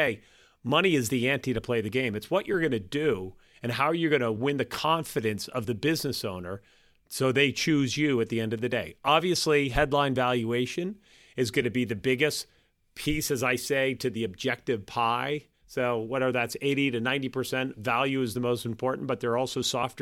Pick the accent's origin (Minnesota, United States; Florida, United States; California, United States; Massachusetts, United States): Massachusetts, United States; Boston; being a Bostonian, oftentimes when I travel, I meet people and I say, I'm from Boston